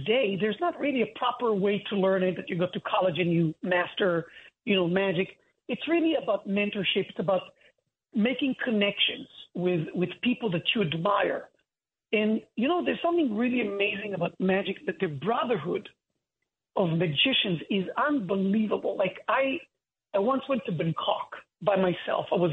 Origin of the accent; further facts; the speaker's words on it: Holon, Tel Aviv District, Israel; moved away as an adult; now in United States; I'm from a city called Hulon. But to simplify to people, I usually say Tel Aviv